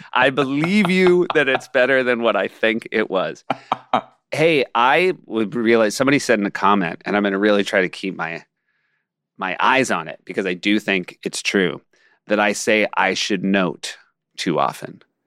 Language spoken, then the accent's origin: English; Marblehead, Massachusetts, United States; I was from Marblehead